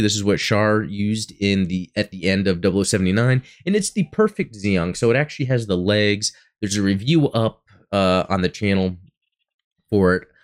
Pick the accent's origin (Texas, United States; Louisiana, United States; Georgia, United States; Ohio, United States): Texas, United States; Dallas–Fort Worth area; I'm from Texas and, um, you know, growing up, uh, here where I have in the D F W area